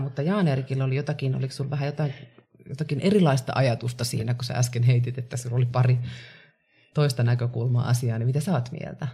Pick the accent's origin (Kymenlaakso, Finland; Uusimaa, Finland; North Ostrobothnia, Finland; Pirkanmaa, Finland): Kymenlaakso, Finland; Kouvola; now in Helsinki, Finland; Mä oon Kouvolasta kotoisin, tosin reilusti yli puolet asunut jo täällä Helsingissä